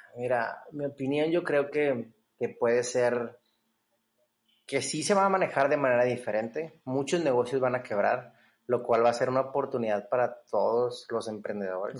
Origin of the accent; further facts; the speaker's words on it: Monterrey, Nuevo León, Mexico; la mayoría de nosotros como, como regios